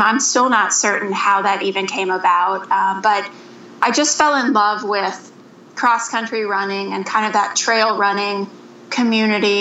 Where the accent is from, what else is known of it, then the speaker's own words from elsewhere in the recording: Mansfield, Ohio, United States; now in Minneapolis, United States; I am from Mansfield, Ohio, which is right in between Cleveland and Columbus